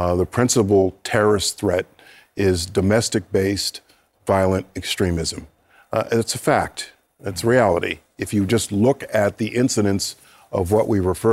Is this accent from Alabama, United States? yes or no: no; Wappingers Falls, New York, United States; I'm from Wappingers Falls, New York, and a graduate of Roy C. Ketchum High School